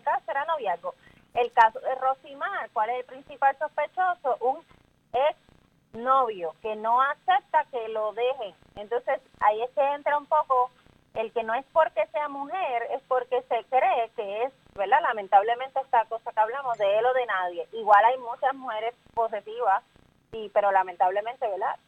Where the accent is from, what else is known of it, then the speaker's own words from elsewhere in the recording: Puerto Rico; lo que tenemos que hacer como sociedad puertorriqueña